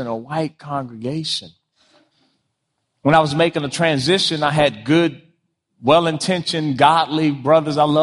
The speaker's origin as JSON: {"language": "English", "town": "Washington", "region": "District of Columbia", "country": "United States", "tie": "born or raised there", "also_born_or_lived": "Prince George's County, Maryland", "said": "I grew up in Washington, D.C., grew up in Prince George's County, home of the largest black middle class."}